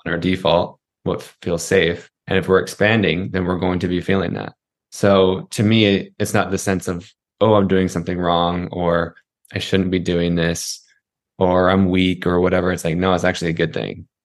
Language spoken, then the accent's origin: English; Utah, United States; I grew up in Utah.